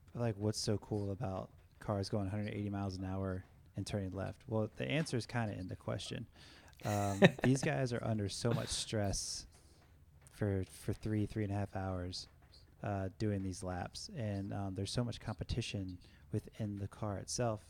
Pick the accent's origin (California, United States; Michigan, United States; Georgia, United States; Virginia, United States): Virginia, United States; 30 minutes from Richmond; three and a half hours from my hometown, and Richmond was just 30 minutes up the road.